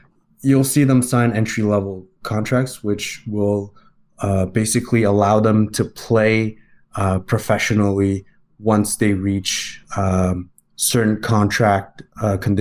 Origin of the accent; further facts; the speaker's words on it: Montreal, Quebec, Canada; I'm from Montreal. I was born and raised there.